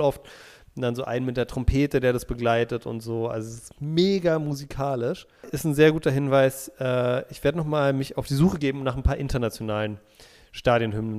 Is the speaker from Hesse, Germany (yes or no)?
no; Berlin, Germany; moved away; also born or lived in Munich; das sind meine Wurzeln, ich komme aus Berlin, war auch mal super stolz darauf, dass ich Berliner bin